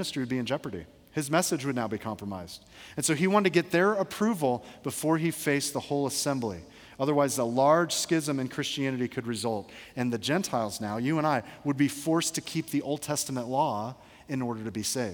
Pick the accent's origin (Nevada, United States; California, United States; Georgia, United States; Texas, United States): Georgia, United States; I grew up in Georgia